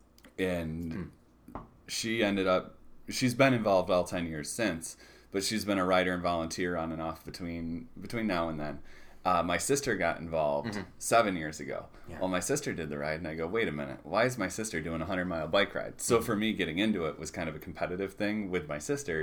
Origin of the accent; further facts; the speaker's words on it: Deerfield, New York, United States; I grew up in Deerfield, just north of Utica